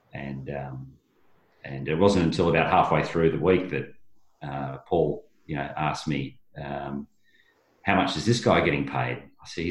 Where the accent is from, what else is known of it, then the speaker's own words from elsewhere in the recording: Bairnsdale, Victoria, Australia; I'm from Bairnsdale, which is, you know, sort of at the back of Mount Hotham